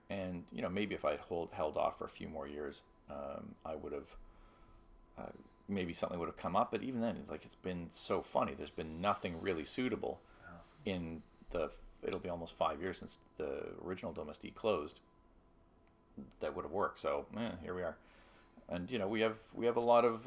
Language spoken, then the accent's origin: English; Toronto, Ontario, Canada; I grew up in North Toronto